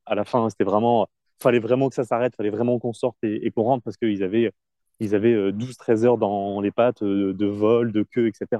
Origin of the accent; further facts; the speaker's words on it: France; moved away; on est français, on parle pas très bien anglais